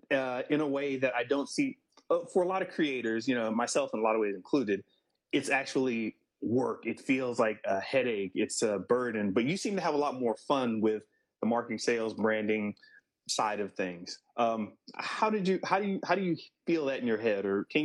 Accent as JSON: {"language": "English", "town": "New Orleans", "region": "Louisiana", "country": "United States", "tie": "born there", "said": "Yeah, totally. I mean, you know, I was born in New Orleans. I don't know if you realize that."}